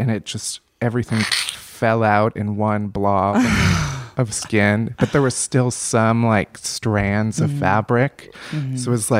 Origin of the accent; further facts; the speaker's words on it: Chicago, Illinois, United States; I grew up in Chicago. I went to Northwestern.